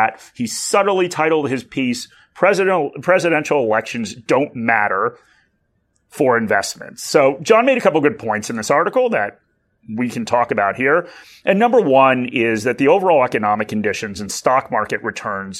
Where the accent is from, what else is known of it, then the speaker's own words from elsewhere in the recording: United States; accent: American; moved away as an adult; now in Australia; I do still have an American accent